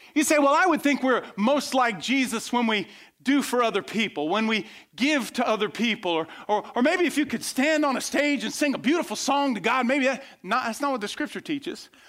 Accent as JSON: {"language": "English", "region": "west coast of Florida", "country": "United States", "tie": "born or raised there", "said": "I grew up on the west coast of Florida."}